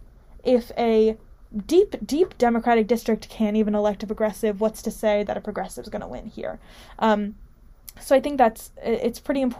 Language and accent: English; New Jersey's 11th congressional district, United States; I grew up in New Jersey 11